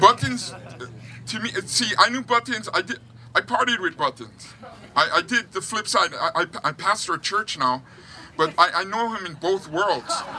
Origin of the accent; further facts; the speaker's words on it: North Shore, Oahu, Hawaii, United States; now in Huntington Beach, United States; I grew up on the North Shore